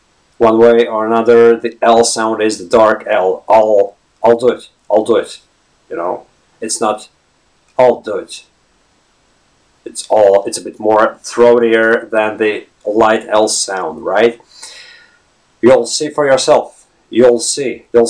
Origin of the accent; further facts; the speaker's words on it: Latvia; first language lv; English is a second language; now in Ireland; I'm not a native English speaker. My native background is Latvian. I come from Latvia, and I've been living in an English-speaking country for 14 years now, right?